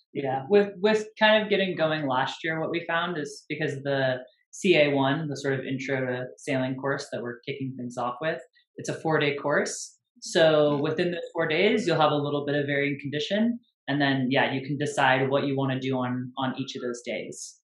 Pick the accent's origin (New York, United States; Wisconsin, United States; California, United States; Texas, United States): California, United States; San Francisco Bay Area; now in Northern California, United States; I'm from the Bay